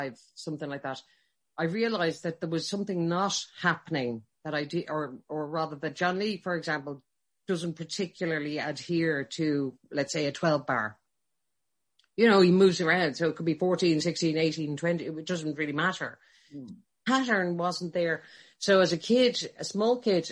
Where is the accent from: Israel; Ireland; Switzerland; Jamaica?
Ireland; Dublin, Leinster; I grew up in Rathfarnham. So I'm a Dublin